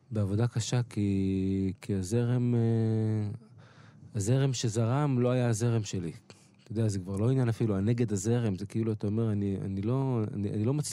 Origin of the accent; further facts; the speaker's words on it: Kiryat Yam, Haifa District, Israel; also born or lived in Beersheba; נולדתי בבאר שבע, כן. בגיל חמש עברנו לקריית ים